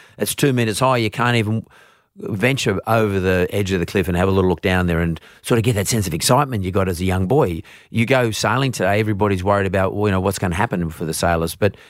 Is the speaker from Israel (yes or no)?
no; Vaucluse, New South Wales, Australia; But like growing up in Vaucluse, you know, 30 years ago, it's not like growing up in Vaucluse today.